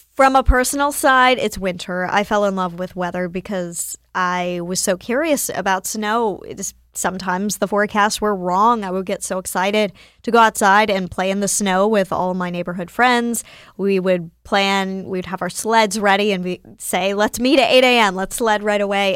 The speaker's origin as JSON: {"language": "English", "area": "near Winston-Salem", "region": "North Carolina", "country": "United States", "tie": "born or raised there", "said": "I am from North Carolina, born and raised near Winston Salem"}